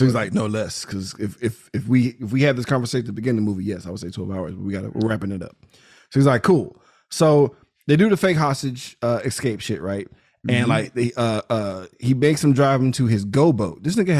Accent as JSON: {"language": "English", "country": "United States", "said": "I'm American."}